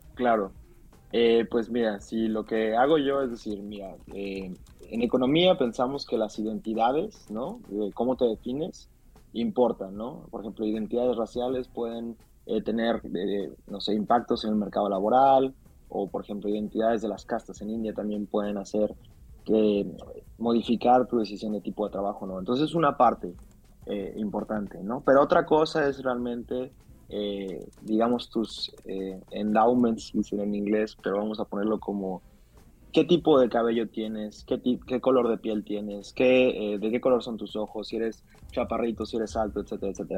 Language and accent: Spanish; Mexico; los mexicanos